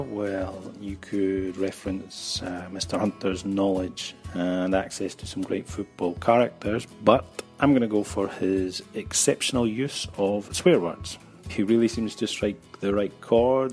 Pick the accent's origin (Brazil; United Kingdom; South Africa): United Kingdom; Scotland; now in Barcelona, Spain; I'm originally from Scotland, but now living in Barcelona.